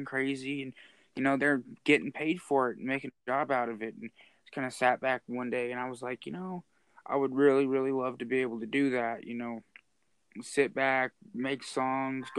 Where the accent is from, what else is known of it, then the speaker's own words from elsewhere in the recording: Cheyenne, Wyoming, United States; I'm born and raised here my whole life.